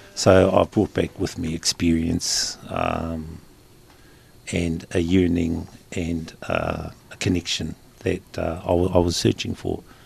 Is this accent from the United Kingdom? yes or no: no; Invercargill, Southland, New Zealand; moved away as an adult; I was born and bred in Invercargill, brought up, um, although I whakapapa to Waikato and Taitokero, uh, I was born here in Invercargill, schooled here in Invercargill